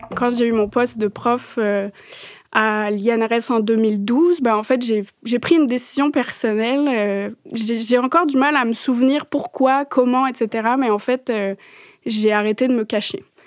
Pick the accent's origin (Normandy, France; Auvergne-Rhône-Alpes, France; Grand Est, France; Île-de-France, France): Île-de-France, France; Paris; moved away; Je suis née en France, euh, j'ai grandi à Paris